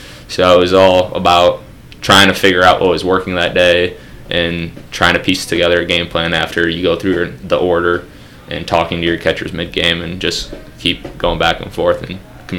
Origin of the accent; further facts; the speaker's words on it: New York, United States; I grew up in Frisburg, New York. I also went to high school there.